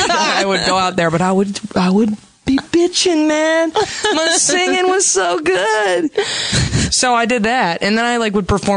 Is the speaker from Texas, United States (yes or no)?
yes; Dallas, Texas, United States; now in Los Angeles, United States